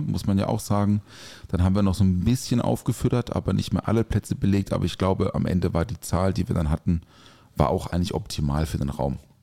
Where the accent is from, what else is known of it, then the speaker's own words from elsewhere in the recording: Durbach, Baden-Württemberg, Germany; aus Durbach, aus meiner Heimat